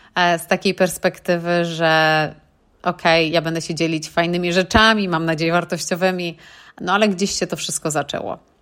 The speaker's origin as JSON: {"language": "Polish", "country": "Poland", "moved": "as an adult", "lives_now": "United Kingdom", "said": "Ja pochodzę z niewielkiej miejscowości w Polsce, z wioski, że tak powiem, i przepięknej, ale malutkiej"}